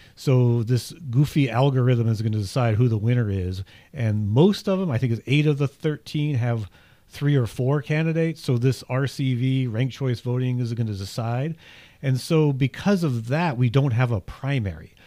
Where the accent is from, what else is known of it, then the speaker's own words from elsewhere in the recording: south of Richmond, Virginia, United States; moved away; It's about forty-five, fifty miles east of where I grew up in the Commonwealth.